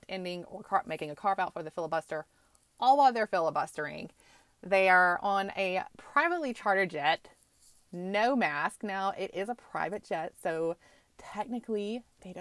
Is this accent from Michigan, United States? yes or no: no; Texas, United States; moved away; I grew up in Texas my entire life. Most of my family is still there.